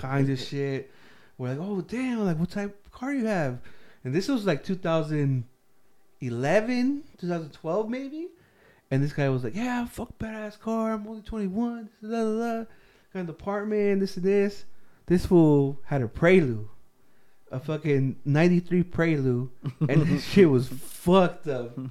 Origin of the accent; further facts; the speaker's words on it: Riverside, California, United States; I'm from Riverside